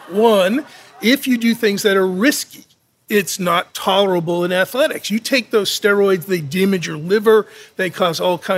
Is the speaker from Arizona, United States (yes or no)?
no; Boston, Massachusetts, United States; I'm from Boston